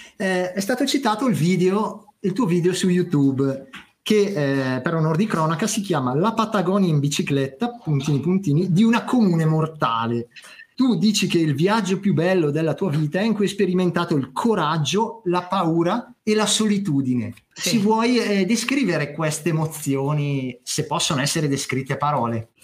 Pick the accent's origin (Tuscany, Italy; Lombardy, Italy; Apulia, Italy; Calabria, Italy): Lombardy, Italy; Bergamo area; io sono un bergamasco montanaro